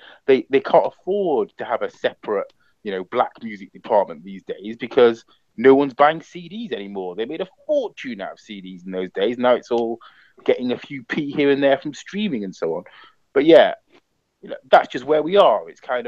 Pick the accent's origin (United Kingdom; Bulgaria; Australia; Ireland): United Kingdom; we are British, you know, we are black British, but also we have this African or Caribbean, you know, heritage a lot of the time.